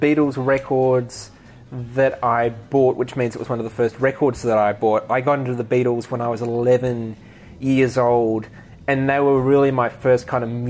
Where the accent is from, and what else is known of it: Australia; born or raised there